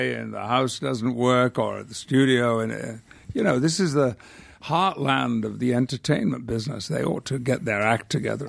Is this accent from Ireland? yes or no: no; United Kingdom; now in United States; I could retain my British passport, but I do have a very strong feeling about being British.